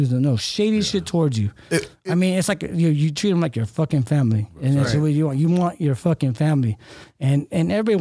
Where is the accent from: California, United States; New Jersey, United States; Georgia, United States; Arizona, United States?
California, United States; Fremont; also born or lived in Hayward, California / Union City, California / Empire, California; then kind of moved to in Fremont